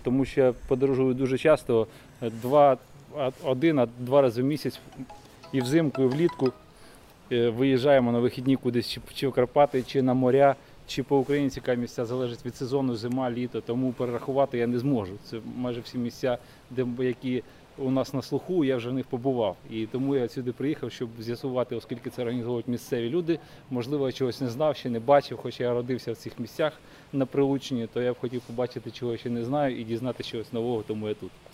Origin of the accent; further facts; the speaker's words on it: Kyiv, Ukraine; Я із Києва.